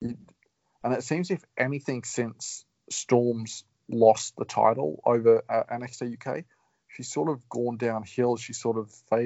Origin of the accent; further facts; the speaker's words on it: Queensland, Australia; I'm from Queensland